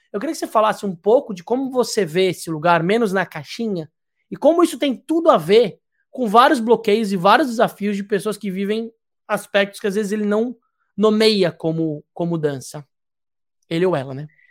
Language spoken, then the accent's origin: Portuguese; São Paulo, Brazil; moved away as an adult; now in Ilhabela, Brazil; Eu sou paulistano, né? Eu nasci em Perdizes